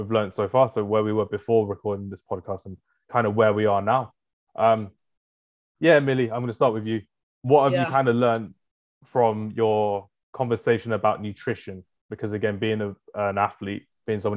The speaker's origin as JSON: {"language": "English", "town": "Enfield", "region": "London", "country": "United Kingdom", "said": "I'm from Enfield, which is in North London as well."}